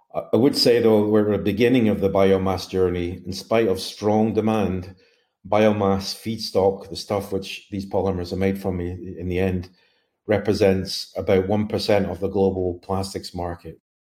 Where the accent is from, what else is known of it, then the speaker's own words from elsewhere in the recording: Glasgow, Scotland, United Kingdom; I hail from Mount Glasgow, Scotland